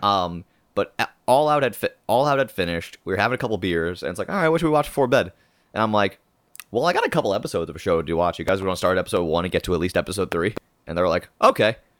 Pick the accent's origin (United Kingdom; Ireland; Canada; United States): Ireland; being Irish